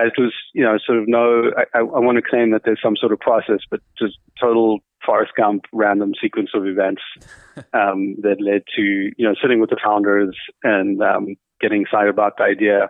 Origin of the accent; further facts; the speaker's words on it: Cape Town, Western Cape, South Africa; moved away as an adult; also born or lived in United States; I was born in Cape Town.